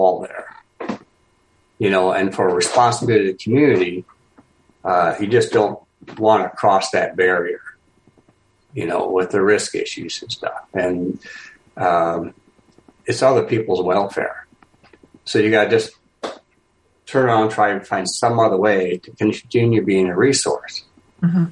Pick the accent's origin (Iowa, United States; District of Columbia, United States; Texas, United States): Iowa, United States; I'm from Iowa.